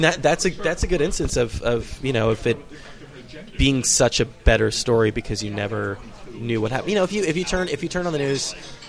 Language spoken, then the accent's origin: English; Bay Area, California, United States; now in New York City, United States; I'm from the Bay Area, so we have our own things up there.